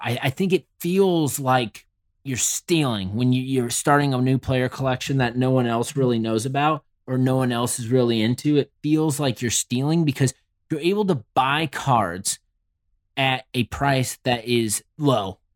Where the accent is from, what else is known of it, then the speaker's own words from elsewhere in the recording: Indianapolis, Indiana, United States; I am from Indy.